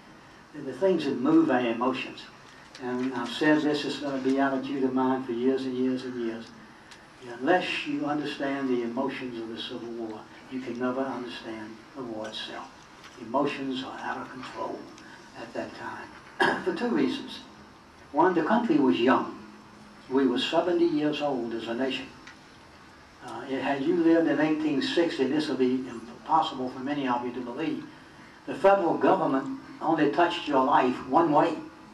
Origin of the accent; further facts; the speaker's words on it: the South, United States; I'm a Southerner